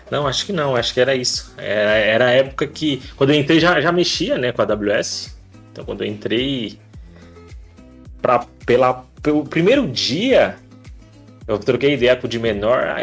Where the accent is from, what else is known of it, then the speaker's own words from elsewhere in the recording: Osasco, São Paulo, Brazil; now in Sorocaba, Brazil; Cresci em Osasco, {S0} né? Ali {S1} no bairro Pestana